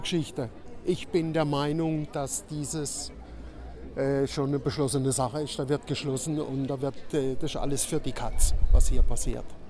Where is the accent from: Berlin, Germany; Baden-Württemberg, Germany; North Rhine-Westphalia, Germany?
Baden-Württemberg, Germany; Kehl; bin Bürger der Stadt Kehl, bin geboren auch in Kehl